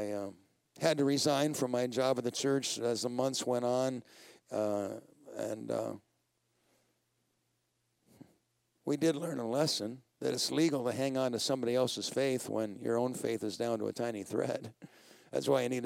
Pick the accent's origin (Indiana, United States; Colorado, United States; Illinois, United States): Colorado, United States; I'm from Colorado